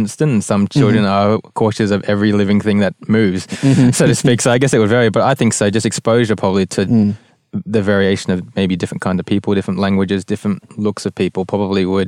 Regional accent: Melbourne, Victoria, Australia; in Australia, like growing up in Melbourne

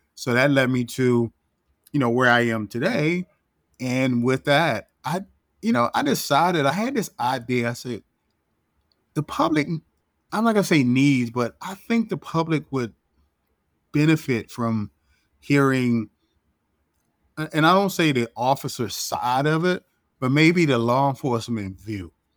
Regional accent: Baltimore, Maryland, United States; moved away as an adult; also born or lived in Washington, D.C.; I'm from Baltimore, born and raised

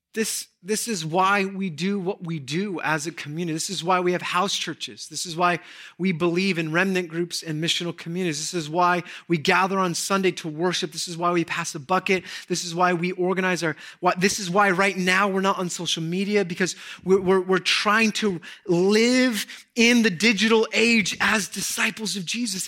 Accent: Southern California, United States; I grew up in Southern California.

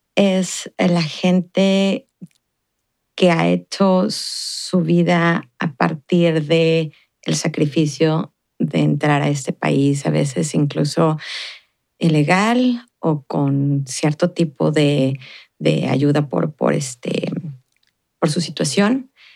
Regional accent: Ciudad Juárez, Chihuahua, Mexico; born or raised there; moved away as an adult; now in El Paso, United States

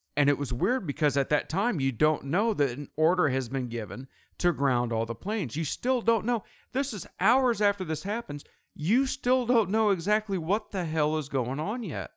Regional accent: United States; growing up in America

